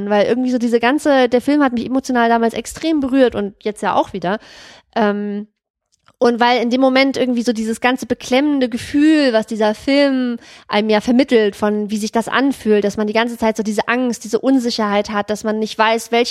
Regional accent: Germany; also born or lived in East Germany; wir sind ja dann später in den Westen gegangen, also nach Westdeutschland und ich bin auch in Westdeutschland aufgewachsen.

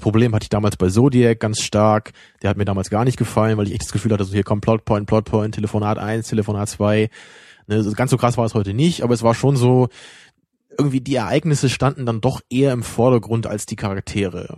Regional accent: Germany; da merken wir es dann auch noch als Deutsche

